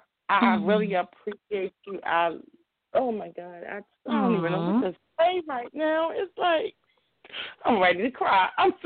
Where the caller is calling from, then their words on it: Baltimore, Maryland, United States; I'm calling from Baltimore.